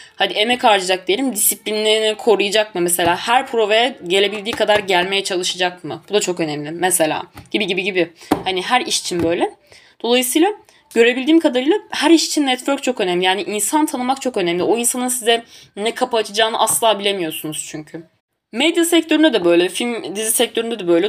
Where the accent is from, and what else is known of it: Tunceli Province, Turkey